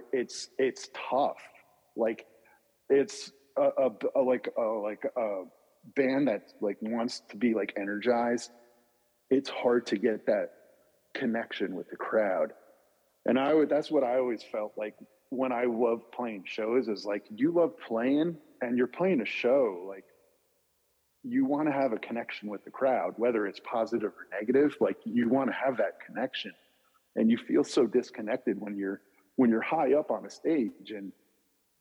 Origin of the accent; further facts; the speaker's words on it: New Jersey, United States; I grew up in New Jersey